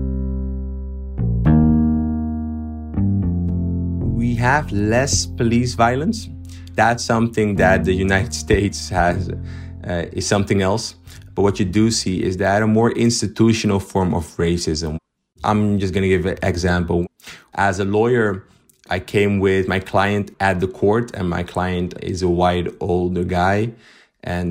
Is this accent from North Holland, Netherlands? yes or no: yes; Amsterdam, North Holland, Netherlands; I was born and raised in Amsterdam, where I still live.